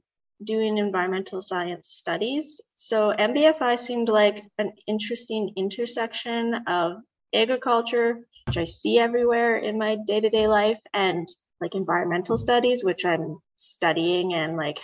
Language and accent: English; Brookdale, Manitoba, Canada; I grew up in Brookdale, Manitoba, so definitely a rural area